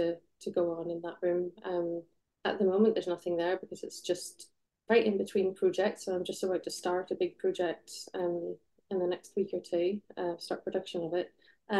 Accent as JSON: {"language": "English", "town": "Belfast", "region": "Northern Ireland", "country": "United Kingdom", "tie": "born or raised there", "moved": "yes", "lives_now": "North of England, United Kingdom", "said": "So I grew up in Belfast. Was born in 1980"}